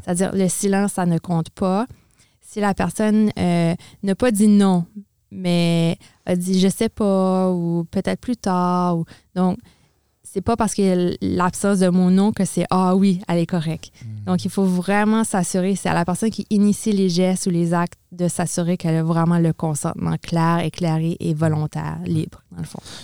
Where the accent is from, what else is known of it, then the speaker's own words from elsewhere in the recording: Edmundston, New Brunswick, Canada; moved away as an adult; also born or lived in Quebec; now in Moncton, Canada; je suis originaire d'Edmundston, au Nouveau-Brunswick, donc du nord du Nouveau-Brunswick.